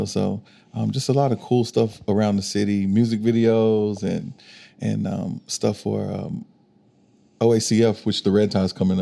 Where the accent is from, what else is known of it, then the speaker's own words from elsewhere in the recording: Arkansas, United States; moved away as an adult; now in Oklahoma City, United States; I'm from Arkansas, but I've been here for 5 years, going on six now